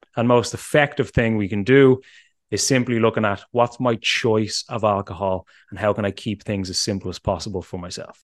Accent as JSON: {"language": "English", "country": "Ireland", "said": "as an Irishman"}